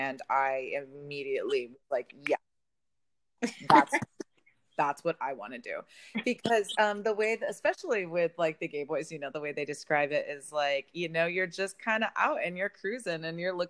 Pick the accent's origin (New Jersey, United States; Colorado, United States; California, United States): California, United States; the Bay Area; moved away; I'm originally from the Bay.